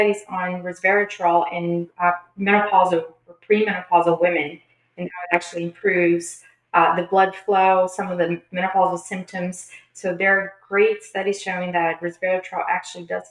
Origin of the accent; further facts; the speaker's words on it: Brazil; moved away; I'm originally from Brazil